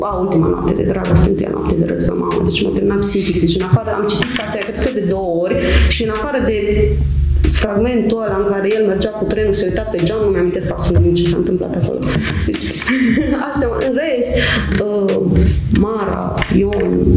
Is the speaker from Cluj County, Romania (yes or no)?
yes; Huedin, Cluj County, Romania; moved away as an adult; now in Cluj-Napoca, Romania; m-am născut și am crescut în Huiedin, un mic orășel unde toată lumea cunoaște pe toată lumea